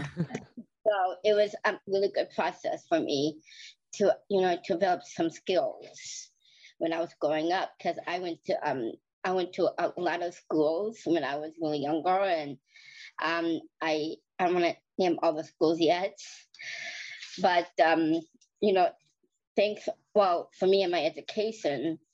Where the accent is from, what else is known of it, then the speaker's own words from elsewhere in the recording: Marquette, Michigan, United States; also born or lived in Iron River, Michigan; I was born in Marquette, Michigan. I live in Michigan, Upper Peninsula, and I've been there for half my whole life